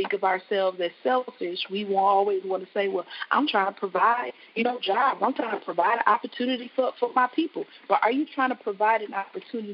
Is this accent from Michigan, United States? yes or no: yes; Flint, Michigan, United States; I'm Flint born, bred. I love my hometown